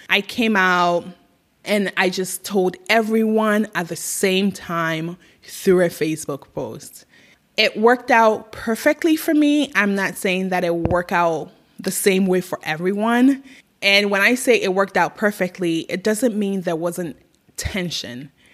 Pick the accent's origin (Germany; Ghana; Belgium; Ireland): Ghana; moved away as an adult; now in United States; I was raised in Ghana and I lived in Ghana till I was 21 years old. I left at 21, I moved to the US